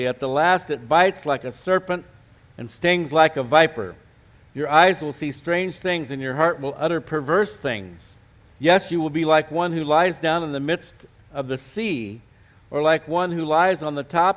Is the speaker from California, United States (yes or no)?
yes; California, United States; moved away as an adult; also born or lived in Colorado; now in New Mexico, United States; I was from California